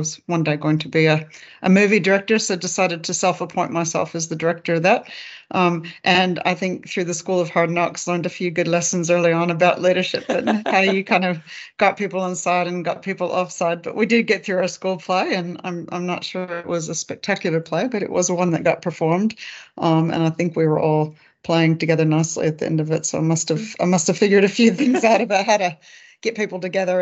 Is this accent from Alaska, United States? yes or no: yes; Alaska, United States; moved away as an adult; also born or lived in England / Papua New Guinea; now in Australia; I grew up in Alaska